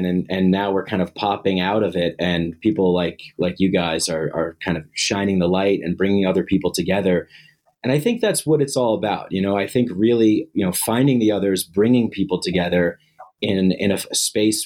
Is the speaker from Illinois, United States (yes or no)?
no; New York, United States; now in Denver, United States; I'm originally from New York